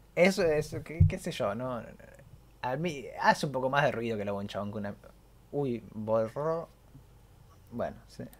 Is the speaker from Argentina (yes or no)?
yes; Argentina; yo soy argentino y sé lo que es una buena pizza